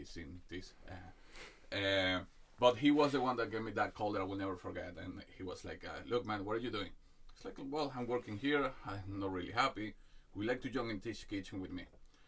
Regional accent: Venezuela; moved away as an adult; now in Ireland; I'm from Venezuela

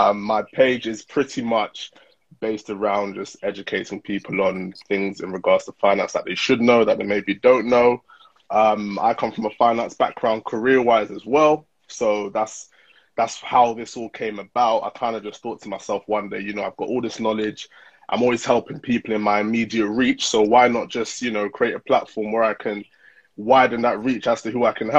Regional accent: United Kingdom; born or raised there; also born or lived in Nigeria (ancestry)

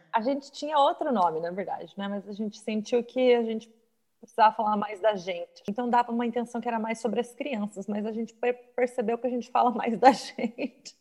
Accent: São Paulo, Brazil; moved away as an adult; now in United States; Eu sou de São Paulo e a criminalidade lá é alta

